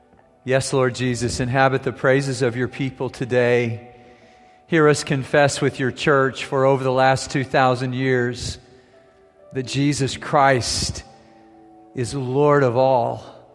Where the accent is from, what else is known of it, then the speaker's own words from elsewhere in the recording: Germany; Growing up in Germany, I was in little villages, I was in medium-sized towns, I was in big cities, and they all have those.